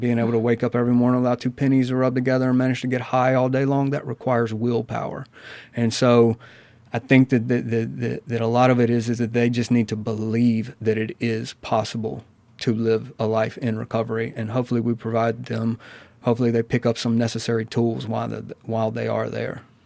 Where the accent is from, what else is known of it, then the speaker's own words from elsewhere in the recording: Amory, Mississippi, United States; I'm originally from Amory, Mississippi.